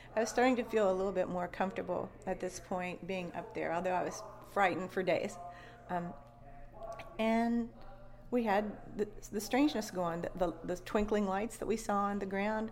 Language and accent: English; West Virginia, United States; also born or lived in Florida / the Carolinas; now in Kentucky, United States; I grew up in West Virginia, and I've lived in 10 states since then